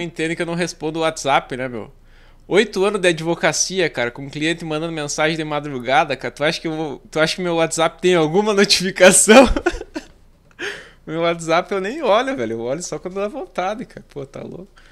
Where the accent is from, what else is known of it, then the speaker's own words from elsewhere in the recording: Santo Ângelo, Rio Grande do Sul, Brazil; Ah, na verdade eu sou de Santo Ângelo, sou mais do interior aqui